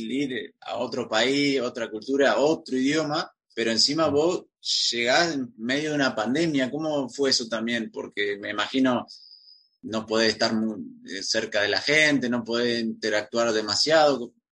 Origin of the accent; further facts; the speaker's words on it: Argentina; bueno, los argentinos somos muy amigueros, nos juntamos todo el rato, todo el tiempo.